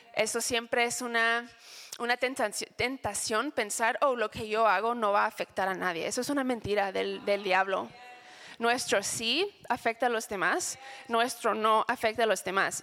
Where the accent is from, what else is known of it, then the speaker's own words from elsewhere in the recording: United States; Spanish is a second language; moved away; soy gringa